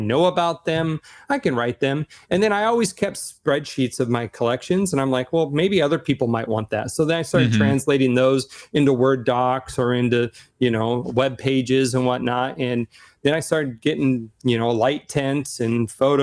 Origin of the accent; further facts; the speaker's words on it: Seattle, Washington, United States; I'm from Seattle, Amazon